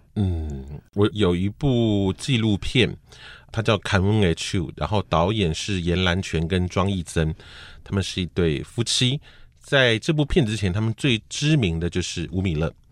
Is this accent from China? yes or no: no; Taiwan; 我小时候的那个台湾